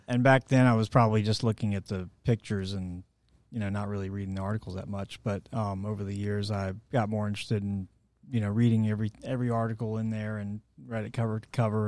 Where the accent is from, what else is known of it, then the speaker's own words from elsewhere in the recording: Atlanta, Georgia, United States; also born or lived in St. Simons Island, Georgia; I was born here in Atlanta